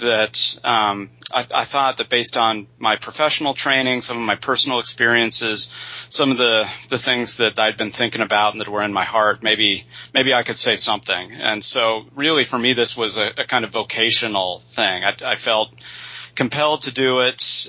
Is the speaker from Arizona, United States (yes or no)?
no; Utah, United States; moved away as an adult; also born or lived in Indiana / California; Born and raised in Utah